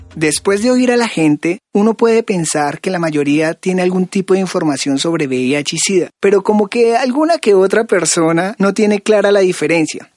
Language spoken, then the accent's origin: Spanish; Colombia; moved away as an adult; now in Mexico City, Mexico; yo soy un migrante colombiano, estoy terminando mi carrera en sociología de la Universidad Nacional de Colombia, llegué a Ciudad de México